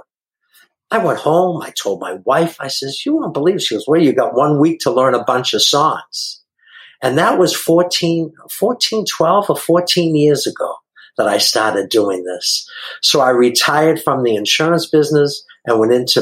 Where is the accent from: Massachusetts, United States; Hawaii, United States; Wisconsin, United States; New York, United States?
Massachusetts, United States; Boston; now in San Diego, United States; I'm from Boston, Massachusetts originally and live out here in San Diego now. And I hope you can understand the way I talk. I know some people say I have an accent